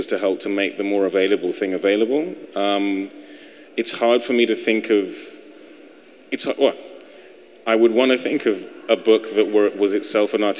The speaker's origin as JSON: {"language": "English", "country": "United Kingdom", "moved": "yes", "lives_now": "United States", "said": "being a European, being British"}